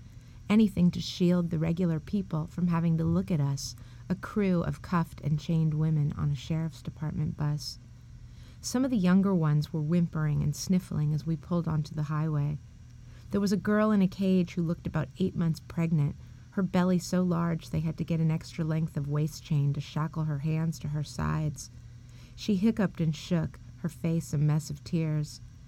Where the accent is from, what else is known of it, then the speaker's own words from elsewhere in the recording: San Francisco, California, United States; I'm from San Francisco, and a trans to me is nothing new